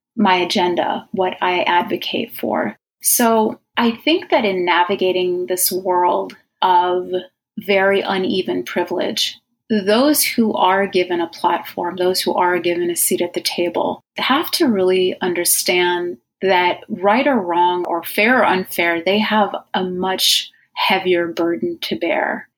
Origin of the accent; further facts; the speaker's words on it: Egypt; moved away; I was originally from Egypt